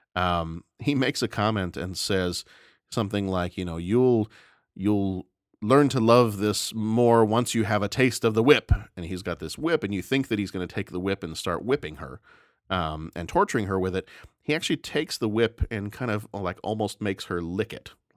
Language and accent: English; the South, United States; I remember growing up in the South